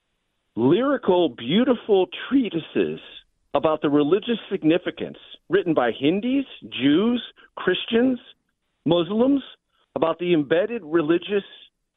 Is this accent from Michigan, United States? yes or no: no; San Diego, California, United States; I grew up in San Diego.